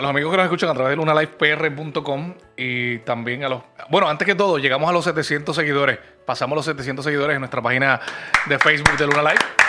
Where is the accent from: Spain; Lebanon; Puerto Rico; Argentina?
Puerto Rico; San Germán; estaré al otro lado de Puerto Rico, en San Germán, en mi ciudad natal